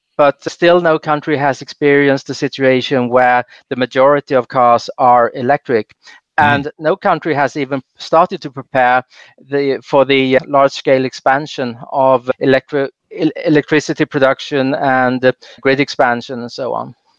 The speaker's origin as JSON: {"language": "English", "country": "Sweden", "tie": "born or raised there", "said": "I grew up in Sweden"}